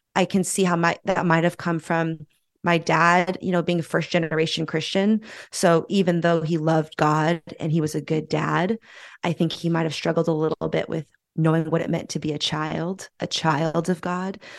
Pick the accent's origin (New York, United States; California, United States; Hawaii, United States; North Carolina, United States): California, United States; San Francisco; moved away as an adult; my hometown of San Francisco